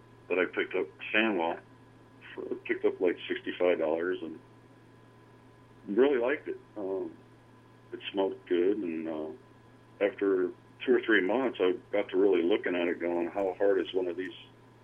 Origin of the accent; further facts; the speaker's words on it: Davenport, Iowa, United States; I grew up in Davenport, Iowa, down along the Mississippi River, and been born and raised here and been here my whole life